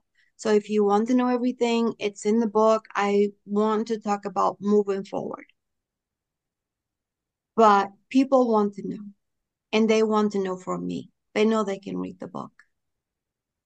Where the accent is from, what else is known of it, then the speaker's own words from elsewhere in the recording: Pico, Azores, Portugal; English is a second language; also born or lived in Boston, Massachusetts, United States; now in North Carolina, United States; I'm from an island called Pico, P-I-C-O. That's where I was born and where I grew up.